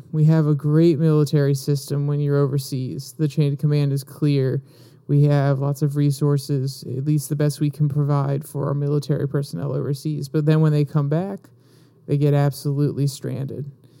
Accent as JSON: {"language": "English", "town": "Jacksonville", "region": "North Carolina", "country": "United States", "tie": "born or raised there", "said": "In my hometown of Jacksonville, North Carolina, there are two doctors for a town of thousands of veterans."}